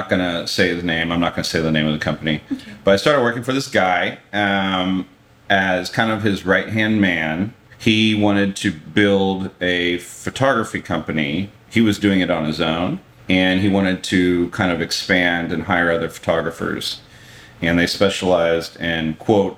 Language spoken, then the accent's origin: English; Dallas, Texas, United States; moved away as an adult; also born or lived in San Francisco; I moved back home to Dallas from San Francisco.